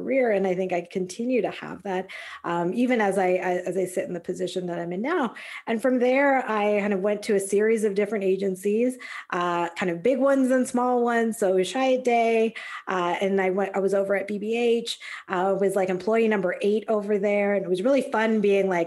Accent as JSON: {"language": "English", "town": "Calgary", "region": "Alberta", "country": "Canada", "tie": "born or raised there", "also_born_or_lived": "San Diego", "moved": "as an adult", "said": "I'm Canadian. So I grew up back in Calgary, Alberta."}